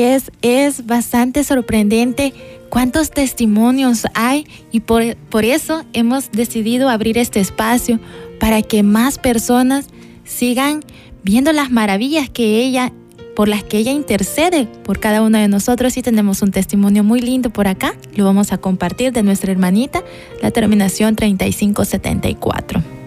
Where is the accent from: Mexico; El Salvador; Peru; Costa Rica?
El Salvador; Altavista, San Salvador; Soy de acá de Altavista